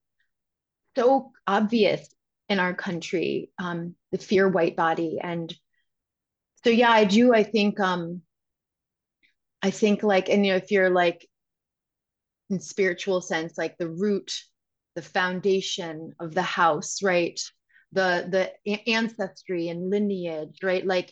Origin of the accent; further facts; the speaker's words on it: Westchester, New York, United States; I'm from Westchester. You know, I'm from New York